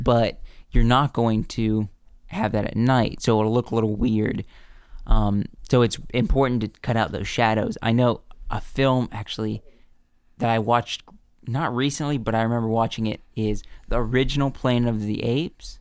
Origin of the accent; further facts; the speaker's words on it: the South, United States; also born or lived in the North (Pennsylvania); we grew up in the South